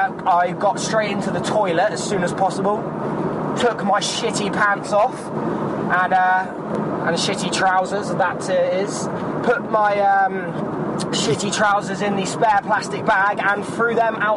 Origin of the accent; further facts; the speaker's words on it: England, United Kingdom; And yes, I'm fucking English. No, I'm not from fucking Scotland or Ireland or Wales. I'm from England.